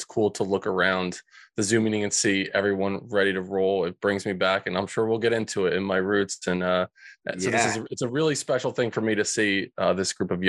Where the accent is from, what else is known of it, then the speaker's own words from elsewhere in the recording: New Jersey, United States; So these kids, Frankie, Louie, and Vinny, growing up in Central Jersey.